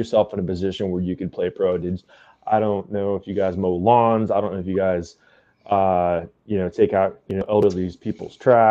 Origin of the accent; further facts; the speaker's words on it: Western Oklahoma, United States; I'm from Western Oklahoma, and it's like in the middle of the states, and there's nothing out there but grass and dirt.